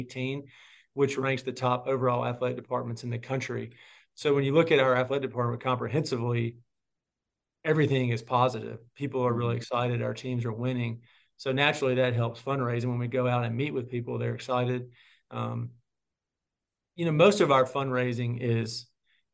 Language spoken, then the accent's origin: English; Clarksdale, Mississippi, United States; growing up in Clarksdale